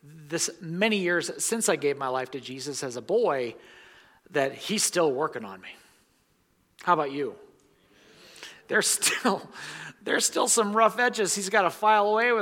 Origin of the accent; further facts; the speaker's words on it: United States; American Christians